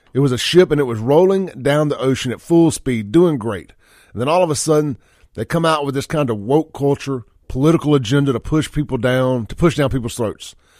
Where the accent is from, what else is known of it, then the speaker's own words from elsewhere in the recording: United States; as an American, America, beer drinking, red-blooded, flag-waving, American